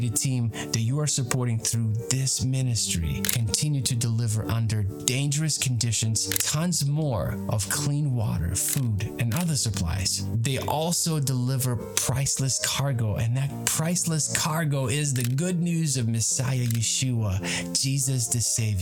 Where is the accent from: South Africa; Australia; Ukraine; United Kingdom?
Ukraine; now in United States; my home country of Ukraine